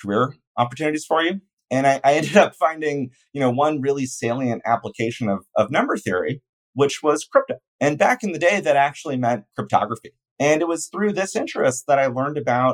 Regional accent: a suburb of Oakland, near San Francisco, California, United States; I grew up near San Francisco in a suburb of Oakland

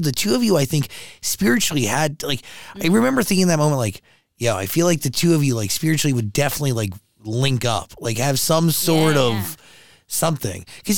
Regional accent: New Jersey, United States; New Jersey.

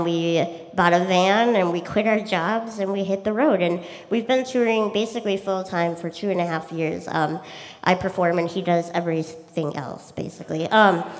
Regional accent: Minnesota, United States; I'm a musician from Minnesota

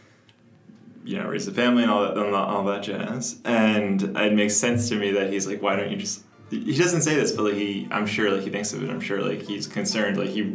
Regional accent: New York, United States; also born or lived in Boston; I'm from New York. Born and raised in New York. I lived my whole life here

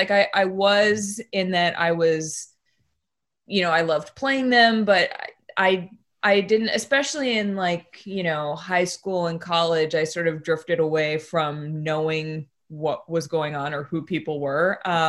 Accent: outside of Boston, Massachusetts, United States; moved away; also born or lived in Maine; I'm from New England. So I grew up in... You're a Massel. Yeah, outside of Boston, and I've spent a bunch of time in Maine

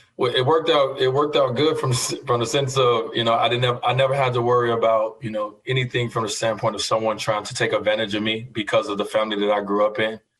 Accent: Chicago, Illinois, United States; growing up in Chicago

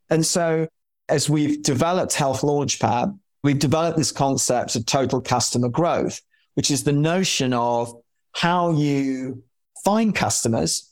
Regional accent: London, United Kingdom; moved away as an adult; And I grew up in London in Chelsea

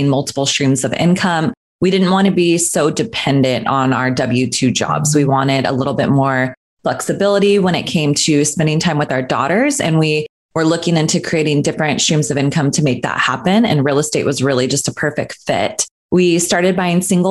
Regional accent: Northern California, United States; moved away as an adult; now in Los Angeles, United States; I grew up in Northern California, so I ended up going to Sacramento State University for my nursing degree

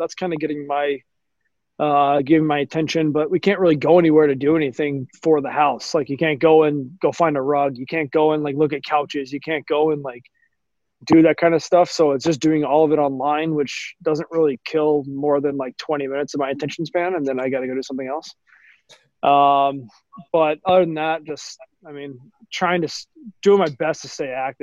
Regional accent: Dallas, Texas, United States; growing up, you know, in Dallas

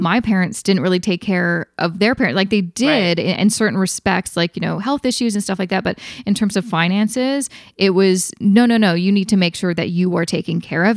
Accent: Vancouver, British Columbia, Canada; my hometown

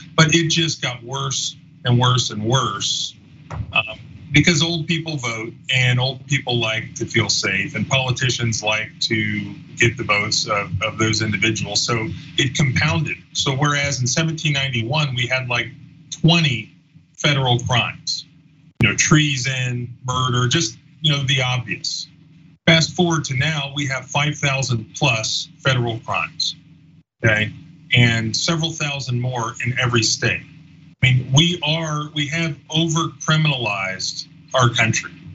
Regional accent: Florida, United States; I grew up in Florida

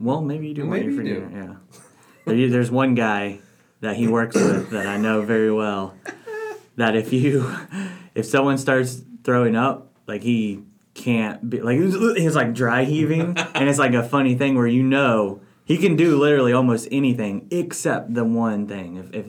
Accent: New Jersey, United States; And I also like to say, I'm from New Jersey.

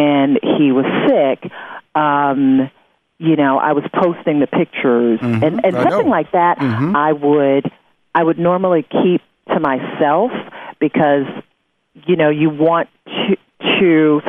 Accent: Detroit, Michigan, United States; it was in my hometown of Detroit

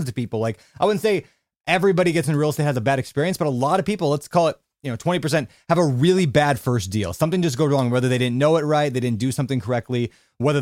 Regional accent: Minneapolis, Minnesota, United States; now in Hawaii, United States; My hometown, sort

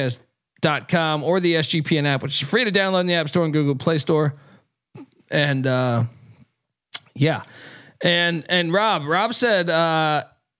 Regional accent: East Coast, United States; I grew up on the East Coast.

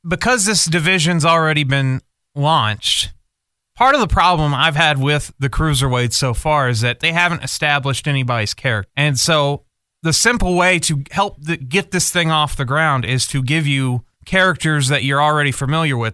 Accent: United States; as American fans

